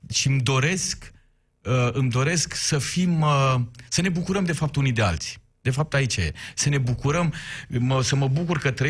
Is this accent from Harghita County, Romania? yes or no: yes; Miercurea Ciuc, Harghita County, Romania; sunt un român din Miercurea Ciuc care a învățat limba maghiară afară